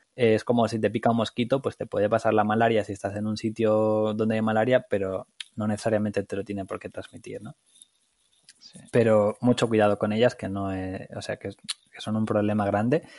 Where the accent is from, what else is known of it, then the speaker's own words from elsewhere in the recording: Aranda de Duero, Castile and León, Spain; moved away; also born or lived in Barcelona; soy un chico de Aranda de Duero, de Burgos, en España